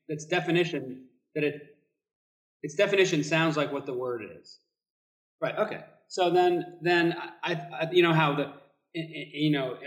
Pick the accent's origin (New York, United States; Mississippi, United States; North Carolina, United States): New York, United States; being a New Yorker